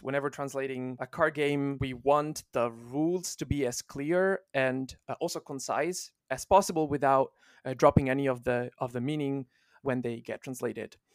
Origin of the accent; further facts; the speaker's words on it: Italy; first language Italian; English is a second language; moved away; also born or lived in Finland; I'm not a, uh, native English speaker. I, uh, was born and raised in Italy, um, and I spent a big chunk of my life in Finland